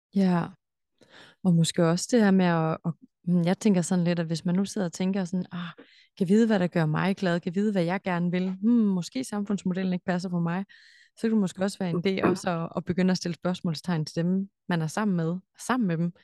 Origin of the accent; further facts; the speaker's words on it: Denmark; moved away; der, hvor jeg kommer fra, altså Danmark